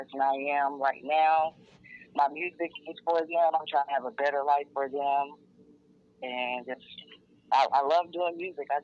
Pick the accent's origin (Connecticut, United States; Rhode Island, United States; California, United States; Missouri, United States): Missouri, United States; Kansas City; … from Kansas City